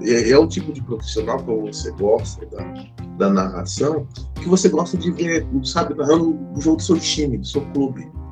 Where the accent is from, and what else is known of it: Brazil